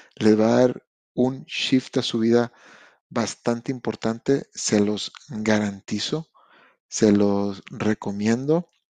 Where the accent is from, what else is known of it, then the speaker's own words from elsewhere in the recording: Mexico; now in Canada; Yo vengo de México